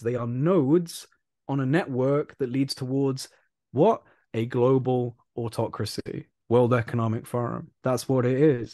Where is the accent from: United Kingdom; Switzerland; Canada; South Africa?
United Kingdom; I'm British